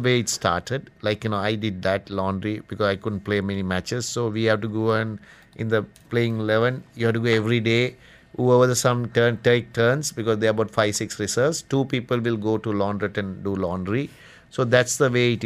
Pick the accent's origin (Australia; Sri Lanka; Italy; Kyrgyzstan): Sri Lanka; Kandy, Central Province; also born or lived in Colombo; I am from Kandy, a little far away. I have to come to Colombo.